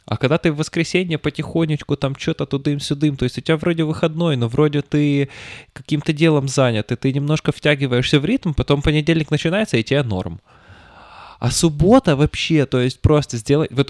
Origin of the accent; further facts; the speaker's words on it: Petropavlovsk-Kamchatsky, Kamchatka Krai, Russia; я рос в Петропавловске-Камчатском